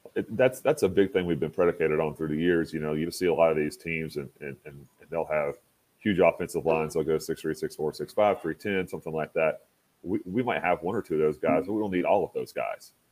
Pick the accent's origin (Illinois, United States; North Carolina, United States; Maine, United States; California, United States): North Carolina, United States; Statesville; moved away as an adult; now in Boone, United States; I grew up in Statesville, which is about an hour down the mountain, which is in the Piedmont of North Carolina